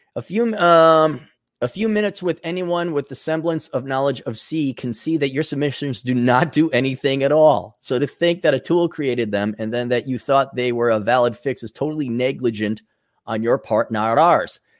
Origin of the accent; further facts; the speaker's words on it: Wisconsin, United States; I grew up in Wisconsin